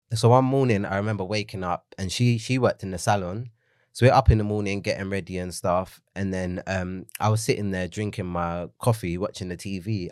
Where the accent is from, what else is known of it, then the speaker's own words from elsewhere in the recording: London, United Kingdom; it was on the road that I grew up in in Leytonstone.